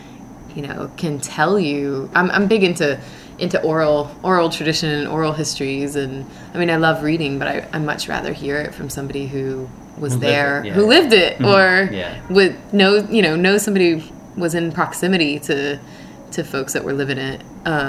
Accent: Birmingham, Alabama, United States; born there; I was born in Birmingham, Alabama, in the foothills of Appalachia, on March 4th, 1984.

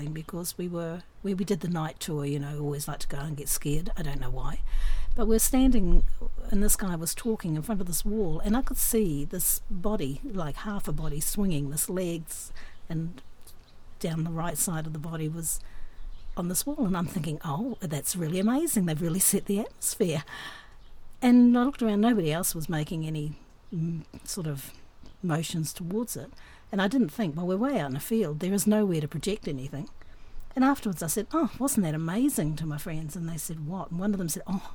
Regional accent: New Zealand; moved away; also born or lived in Australia; I grew up in New Zealand

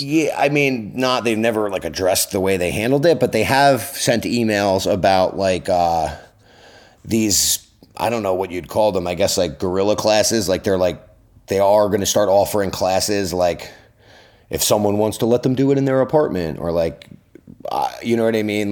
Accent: Long Island, New York, United States; also born or lived in Brooklyn; now in New York City, United States; I grew up on Long Island

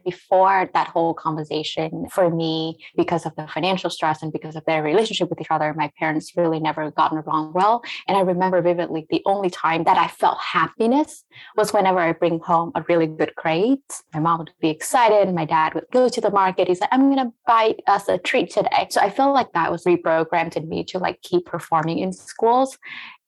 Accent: Vietnam; now in United States; growing up in Vietnam

